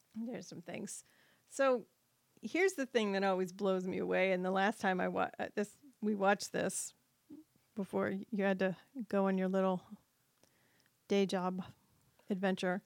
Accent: New England, United States; moved away; I'm originally from New England

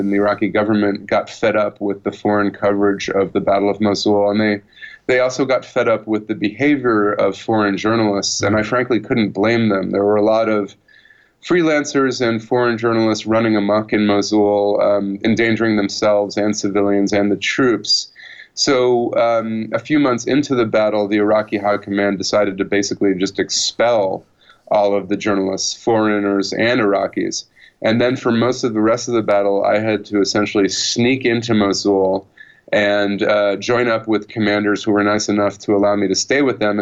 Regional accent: United States; I was coming from the country that had invaded and occupied Iraq a decade and a half before.

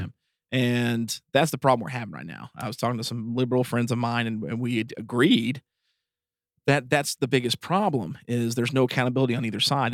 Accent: East Tennessee, United States; we are from East Tennessee

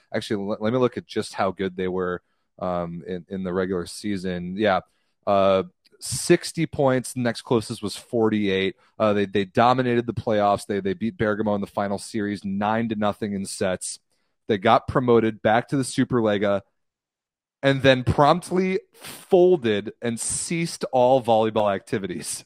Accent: United States; I'm American

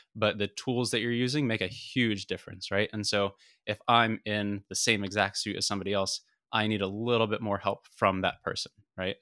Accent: United States; as an American

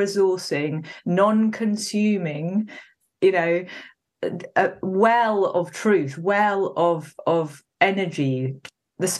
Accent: Wales, United Kingdom; I was born in Wales. Anyone who doesn't know Wales in the UK, it's a kind of valley hill place.

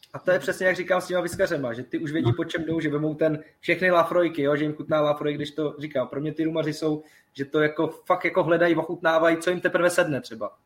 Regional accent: village next to Tursko, Central Bohemian Region, Czechia; já jsem kousek od Turska vlastně pocházím z Lipšic, jako to je vesnice vedle

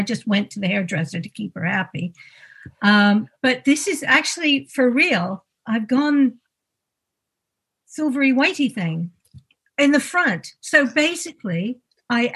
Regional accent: Canada; moved away; also born or lived in United States; I grew up in Canada and the United States.

